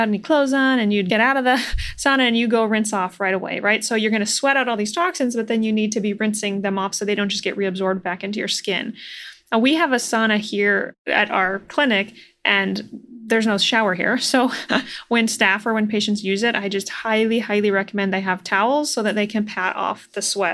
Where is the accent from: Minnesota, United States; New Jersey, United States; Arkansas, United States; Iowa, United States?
Iowa, United States; I'm also from the Midwest, Iowa